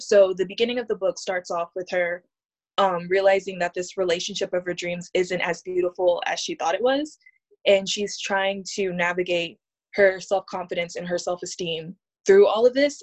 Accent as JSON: {"language": "English", "town": "Hope Mills", "region": "North Carolina", "country": "United States", "tie": "born or raised there", "also_born_or_lived": "Honolulu, Hawaii", "moved": "yes", "lives_now": "San Francisco, United States", "said": "I, I grew up in Hope Mills, which is a small town"}